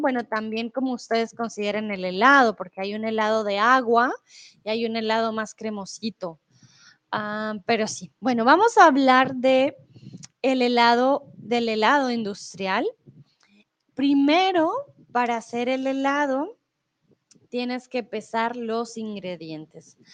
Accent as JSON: {"language": "Spanish", "country": "Colombia", "also_born_or_lived": "Mexico", "moved": "yes", "lives_now": "Germany", "said": "yo soy de Colombia y comúnmente pues vivo en Alemania, pero em, ahora estoy en México"}